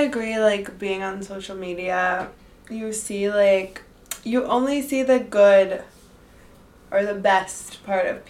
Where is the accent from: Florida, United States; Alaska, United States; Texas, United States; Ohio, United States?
Florida, United States; Miami; moved away as an adult; now in Madrid, Spain; we're both from Miami